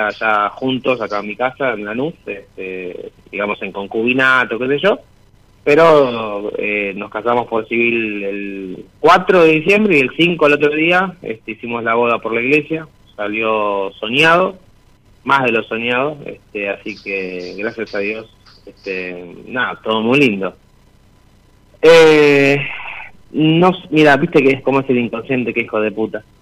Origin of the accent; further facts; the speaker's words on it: Lanús, Buenos Aires Province, Argentina; Soy de Lanús, estoy de Lanús, eh, con mi hermana esposa que ahora está durmiendo.